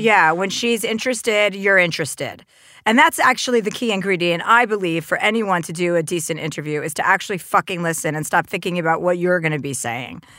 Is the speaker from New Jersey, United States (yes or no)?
yes; New Jersey, United States; I'm from New Jersey